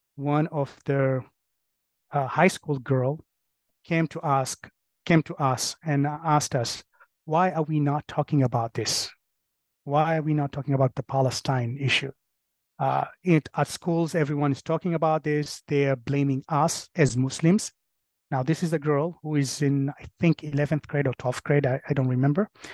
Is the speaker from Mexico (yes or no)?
no; Kenya; now in Colchester, United States; I'm from Kenya.